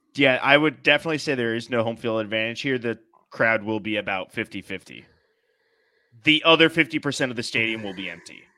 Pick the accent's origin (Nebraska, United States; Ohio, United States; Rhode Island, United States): Rhode Island, United States; born or raised there